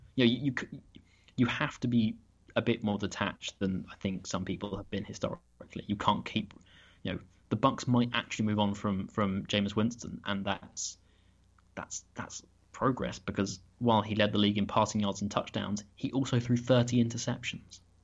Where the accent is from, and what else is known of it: United Kingdom